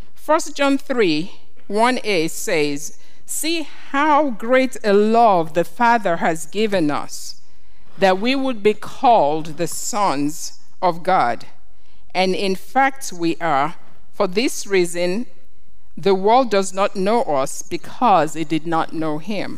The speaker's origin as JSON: {"language": "English", "country": "Nigeria", "tie": "born or raised there", "said": "When I grew up in Nigeria, and we had what we called coups"}